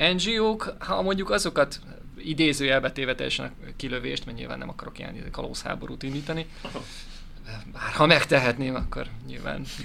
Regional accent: Hungary; magyar vagyok

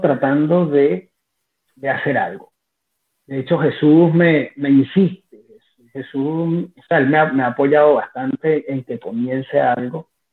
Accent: Maracay, Aragua, Venezuela; moved away; los que somos de Venezuela y de Maracay específicamente

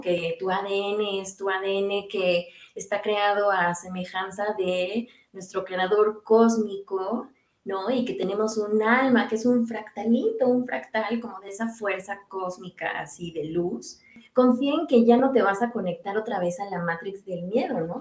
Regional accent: Mexico; moved away as an adult; now in Denmark; yo dejé México, pues, o sea, en febrero del año pasado y cuando llegué a Dinamarca

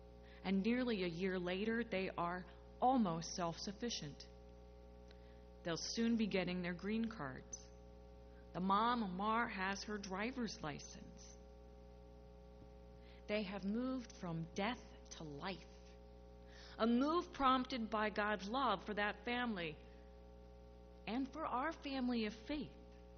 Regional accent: St. Louis, Missouri, United States; born there; also born or lived in New Mexico / Colorado / Iowa City, Iowa; So although I was born in St. Louis, we moved quite often, once to a military base in New Mexico, and then again to a military base in Colorado, where I learned to hike and all about aspen trees and their leaves.

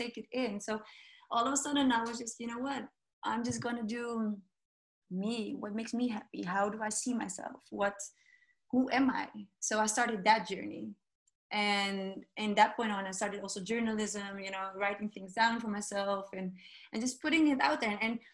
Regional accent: Amsterdam, North Holland, Netherlands; although I speak Dutch, you know, I was born here in Amsterdam

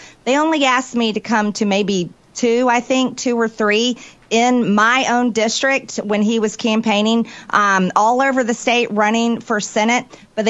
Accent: Georgia, United States; this is your third loss in my home state.

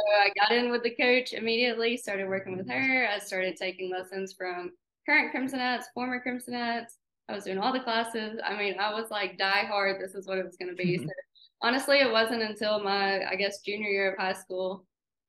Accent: McCalla, Alabama, United States; we live in McCalla. We're both from McCalla.

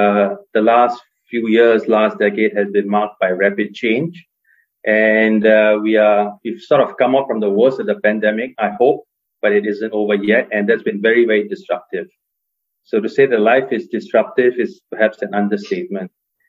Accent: Singapore; I had a chance of living and working in the US, Hong Kong, and my home country of Singapore. I live in Singapore now.

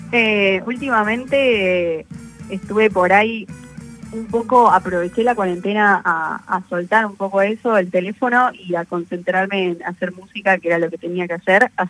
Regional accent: Argentina; eso como, como Argentina es un orgullo y bueno, también acá estamos para, para representar.

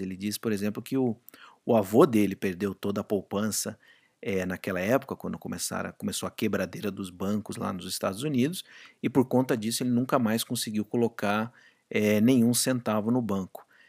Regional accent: Brazil; moved away as an adult; quando eu saí do Brasil e fui trabalhar fora, é, meu salário praticamente quadriplicou

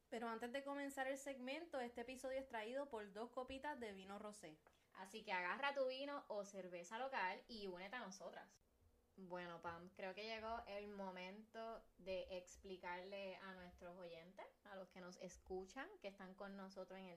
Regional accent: Carolina, Puerto Rico; nací, me crié, soy de Carolina

